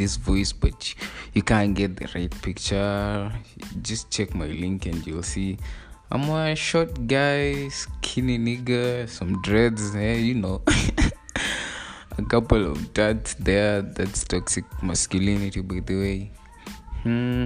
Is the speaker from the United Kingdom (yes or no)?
no; Kenya; I'm Kenyan, by the way. I'm Kenyan by the nationality